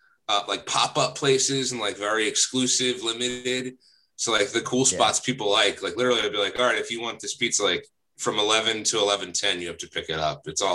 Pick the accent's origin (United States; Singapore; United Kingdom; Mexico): United States; New Jersey; And so I'm from South Jersey originally